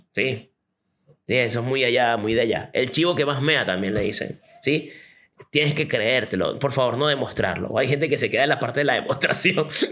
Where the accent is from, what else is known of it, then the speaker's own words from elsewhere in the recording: Venezuela; now in Chile; Yo soy venezolano, vivo en Chile